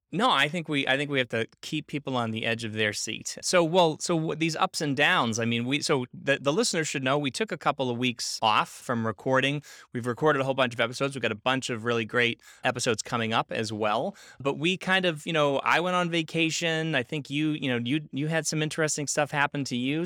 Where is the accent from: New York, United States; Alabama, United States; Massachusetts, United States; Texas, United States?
Massachusetts, United States; Boston; I'm from Boston